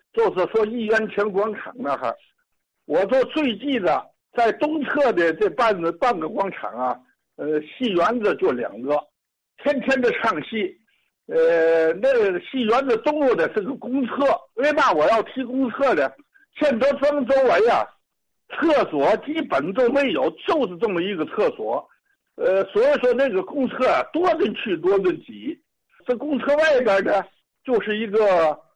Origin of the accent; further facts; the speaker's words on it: Tianjin, China; 我出生在西河后街三元里啊，门牌六号